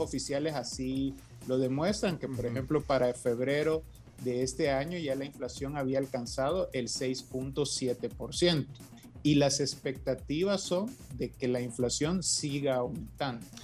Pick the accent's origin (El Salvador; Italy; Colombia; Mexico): El Salvador